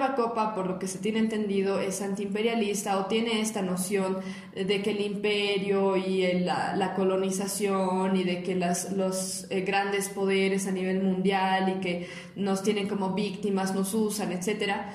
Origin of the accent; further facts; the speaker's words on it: Bolivia; now in La Paz, Bolivia; nosotros como ciudadanos bolivianos tenemos el derecho a la protesta